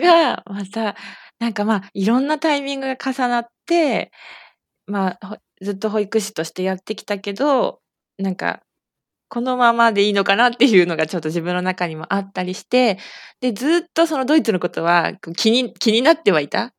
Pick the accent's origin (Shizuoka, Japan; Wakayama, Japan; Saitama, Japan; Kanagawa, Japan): Saitama, Japan; 私は、えー、埼玉県出身で、今も埼玉県に住んでいます